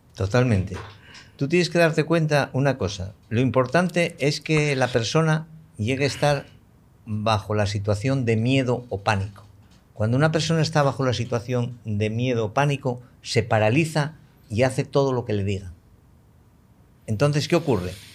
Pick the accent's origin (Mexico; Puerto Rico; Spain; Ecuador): Spain; yo soy español y me siento muy español y me siento español hasta la médula